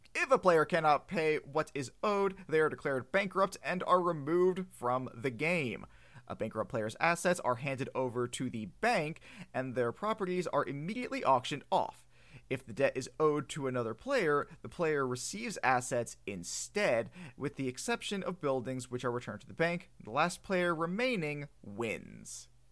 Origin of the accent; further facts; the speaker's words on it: United States; I'm an American